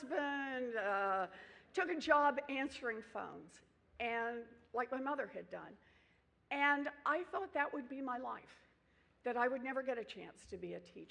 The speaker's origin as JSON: {"language": "English", "region": "Oklahoma", "country": "United States", "tie": "born or raised there", "said": "I grew up out in Oklahoma on the ragged edges of the middle class"}